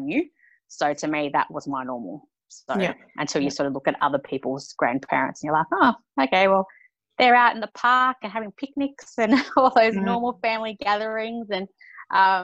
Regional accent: Queensland, Australia; also born or lived in New South Wales; I was born in New South Wales and we moved to Queensland when I was 8.

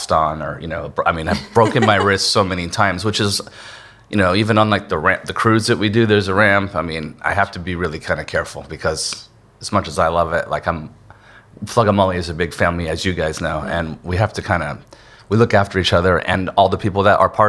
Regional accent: San Diego, California, United States; I was from San Diego

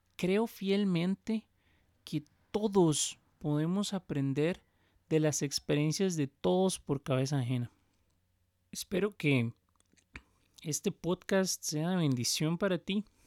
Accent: Costa Rica; soy de Costa Rica el país del pura vida y donde pronunciamos la R

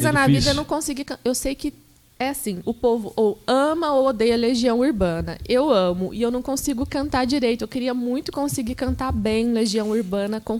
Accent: Passos, Minas Gerais, Brazil; Eu sou mineira, sou do sul de Minas, uhum. de uma cidade chamada Passos.

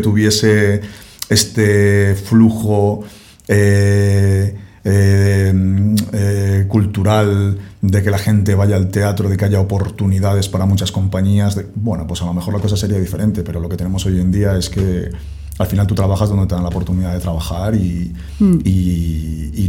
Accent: Castile and León, Spain; moved away; yo soy castellano

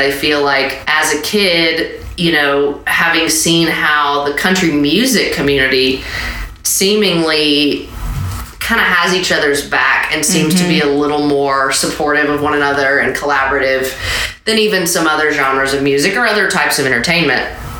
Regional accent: Franklin, Tennessee, United States; we grew up in Franklin.

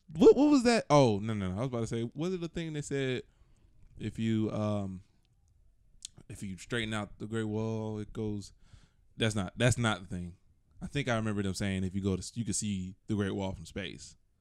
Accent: Atlanta, Georgia, United States; I'm from Atlanta and I talk like I'm from Atlanta.

